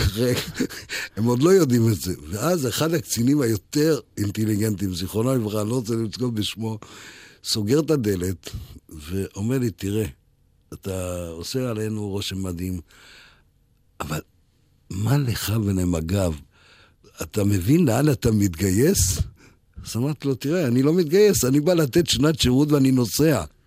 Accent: Ramla, Central District, Israel; also born or lived in Heidelberg, Germany; אני גרתי ברמלה מהיום שעליתי לארץ ב-1948

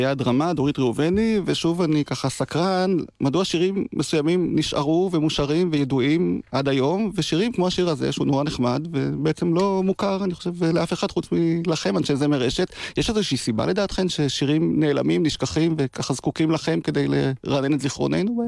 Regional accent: Degania Alef, Northern District, Israel; נולדתי וגדלתי בקיבוץ דגניה א'

